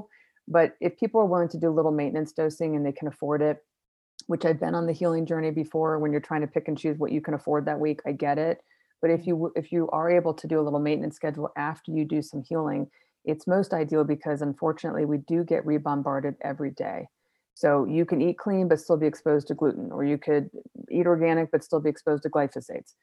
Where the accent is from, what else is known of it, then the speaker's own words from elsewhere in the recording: Florida, United States; also born or lived in Chicago; now in Colorado, United States; I grew up in Florida